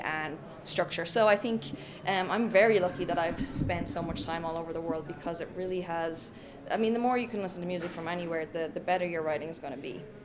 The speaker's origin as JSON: {"language": "English", "country": "Ireland", "tie": "born or raised there", "also_born_or_lived": "Stockholm, Sweden", "moved": "as an adult", "said": "I'm Irish. I'm born and raised in Ireland"}